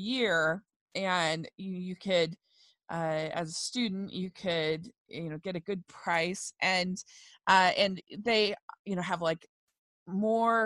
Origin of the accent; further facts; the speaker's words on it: Middletown, Maryland, United States; I grew up actually in Frederick County in Maryland.